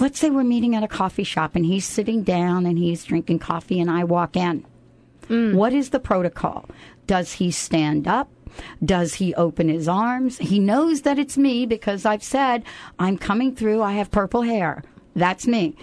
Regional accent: New York, United States; moved away as an adult; now in Seattle, United States; I'm new to Seattle, by the way. I'm, you know, I'm not new, new, but I'm here a couple years, maybe, you know, so forth and so on. And, you know, I, and, and, I'm from New York

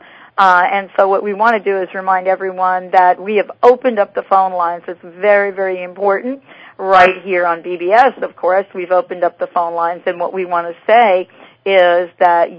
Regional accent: New York City, New York, United States; I was actually born in the Bronx

